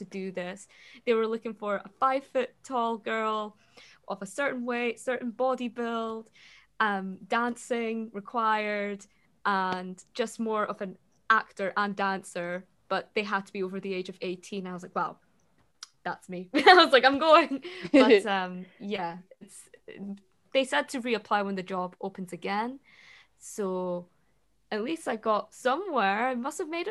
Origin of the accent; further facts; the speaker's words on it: Scotland, United Kingdom; being Scottish and being newly self-employed